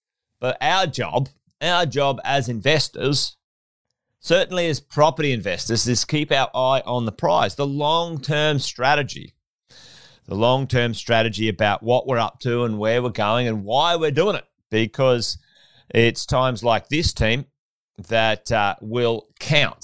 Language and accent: English; Charters Towers, Queensland, Australia; also born or lived in Pentland; I was born in Charters Towers in Far North Queensland. Grew up in Charters in Pentland